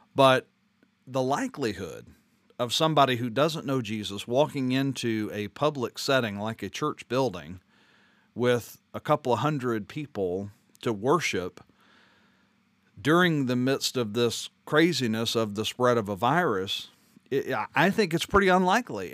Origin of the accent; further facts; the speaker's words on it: Louisiana, United States; moved away; I'm from Louisiana